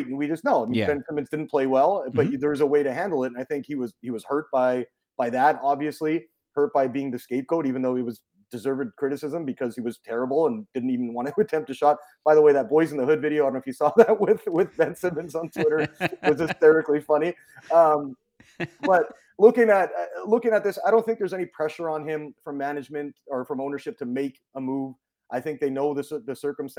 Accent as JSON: {"language": "English", "town": "Vancouver", "region": "British Columbia", "country": "Canada", "tie": "born or raised there", "moved": "as an adult", "said": "I grew up in Vancouver, Canada"}